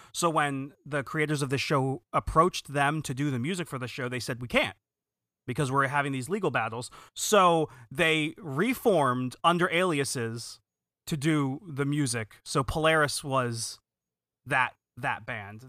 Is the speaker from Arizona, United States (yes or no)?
no; New Jersey, United States; I grew up in Jersey